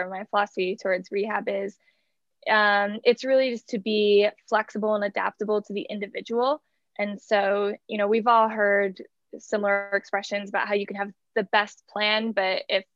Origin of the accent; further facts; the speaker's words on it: New Jersey, United States; moved away as an adult; also born or lived in New York / Atlanta; now in Los Angeles, United States; We did a brief stint back in my hometown in New Jersey